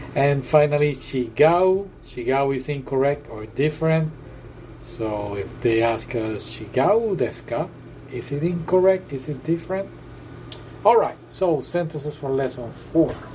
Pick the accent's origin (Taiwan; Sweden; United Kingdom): United Kingdom; accent: British; my British accent